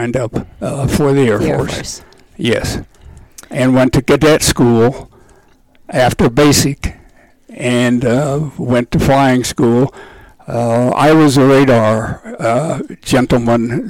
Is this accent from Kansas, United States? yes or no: yes; Wichita, Kansas, United States; I was born in Wichita, Kansas.